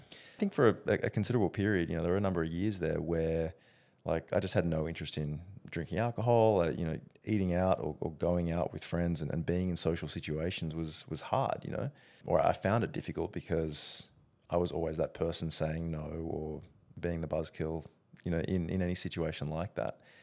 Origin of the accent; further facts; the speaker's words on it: Australia; being Australian